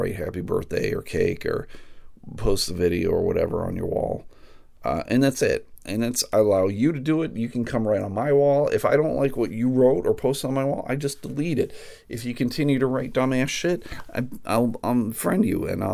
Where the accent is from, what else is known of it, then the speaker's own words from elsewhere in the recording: United States; I guess I'm an American